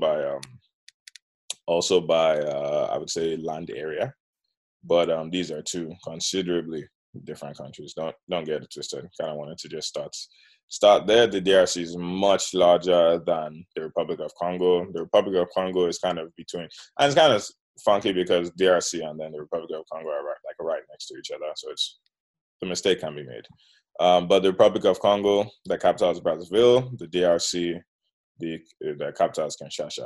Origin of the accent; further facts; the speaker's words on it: Nigeria; I'm also Nigerian